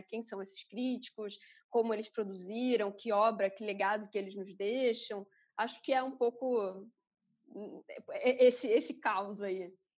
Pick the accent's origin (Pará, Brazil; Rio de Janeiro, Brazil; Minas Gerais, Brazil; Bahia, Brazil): Rio de Janeiro, Brazil; E eu cresci em Campo Grande a vida toda, só saí de Campo Grande quando entrei na universidade